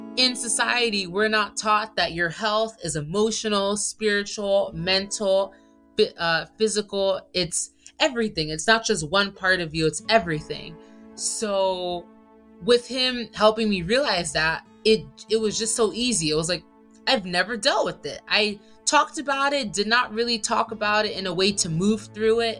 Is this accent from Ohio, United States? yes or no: no; Maryland, United States; moved away as an adult; also born or lived in Nigeria (ancestry); now in Thailand; I'm from Maryland in the U S A. My family's Nigerian. So I'm Nigerian American, but I'm one of the few who was born in the States